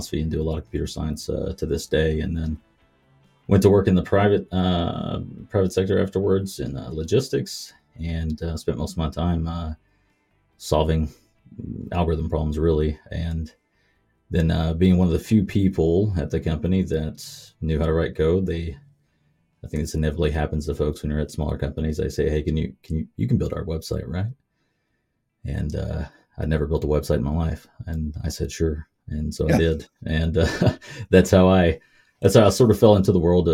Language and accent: English; Kentucky, United States; moved away; I grew up in Kentucky